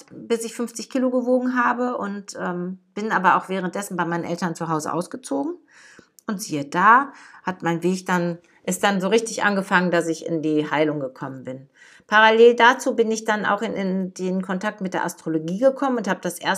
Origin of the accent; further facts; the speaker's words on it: Dortmund, North Rhine-Westphalia, Germany; moved away as an adult; Ich bin 1964 in Dortmund im Ruhrgebiet auf die Welt gekommen und darauf war ich immer stolz. Ich bin ein Kind des Ruhrgebiets. Ähm, mein Herz schlägt auch nach wie vor dafür. Mittlerweile wohne ich aber schon seit 17 Jahren in Niedersachsen.